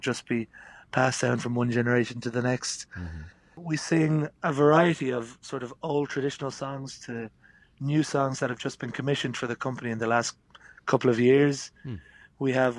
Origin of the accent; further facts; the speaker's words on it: Wicklow, County Wicklow, Ireland; Grew up in a town called Wicklow Town, which is just on the east coast of Ireland, just south of Dublin.